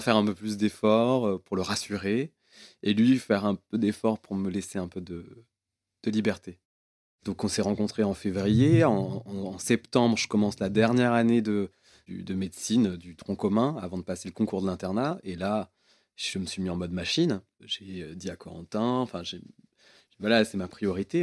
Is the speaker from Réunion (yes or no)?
yes; Réunion; j'ai grandi à la Réunion